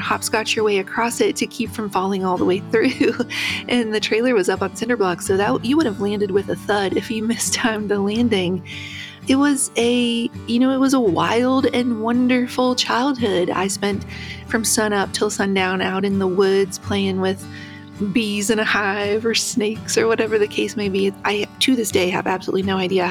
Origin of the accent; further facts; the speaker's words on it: West Virginia, United States; I grew up in West Virginia